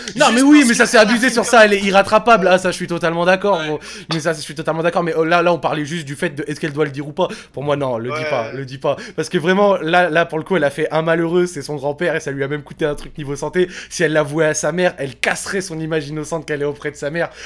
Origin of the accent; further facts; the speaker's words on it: Morocco; je suis marocain